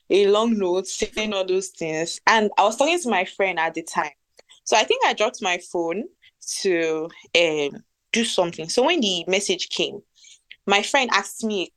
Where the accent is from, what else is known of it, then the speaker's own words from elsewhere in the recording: Warri, Delta, Nigeria; I'm from Warri.